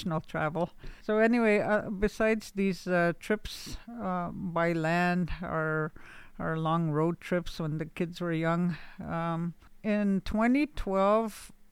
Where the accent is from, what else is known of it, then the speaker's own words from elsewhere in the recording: Canada; also born or lived in Laxo First Nation / Nigwans Bay / Pelican Lake Indian Residential School; now in Frenchman's Head, Canada; I'm from Laxo First Nation. I grew up in Nigwans Bay and Kijik Bay, and now I reside in Frenchman's Head